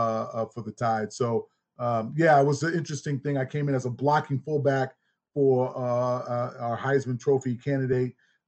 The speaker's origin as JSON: {"language": "English", "town": "Gadsden", "region": "Alabama", "country": "United States", "also_born_or_lived": "Birmingham, Alabama", "said": "Well, my people are from the great state of Alabama. You know, I'm from Gadsden and Birmingham, Alabama, where it all started."}